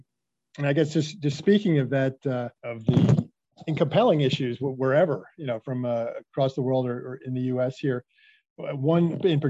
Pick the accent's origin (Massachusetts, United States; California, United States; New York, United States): New York, United States; New York City; Actually, I'm from the Bronx